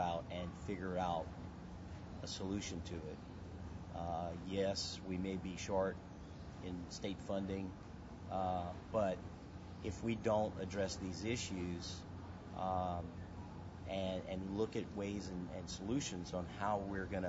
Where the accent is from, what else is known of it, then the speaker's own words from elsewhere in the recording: Lafourche Parish, Louisiana, United States; I'm originally from Lafourche Parish, down in the bayous